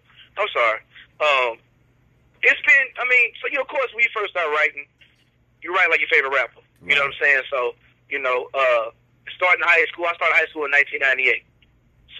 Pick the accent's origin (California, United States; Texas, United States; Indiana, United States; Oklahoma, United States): Oklahoma, United States; moved away as an adult; now in Louisiana, United States; I moved to Louisiana from Oklahoma back in 2002.